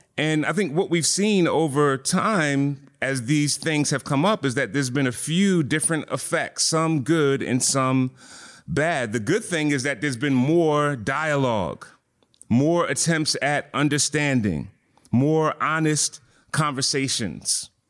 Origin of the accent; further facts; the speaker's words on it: Philadelphia, Pennsylvania, United States; I'm from Philly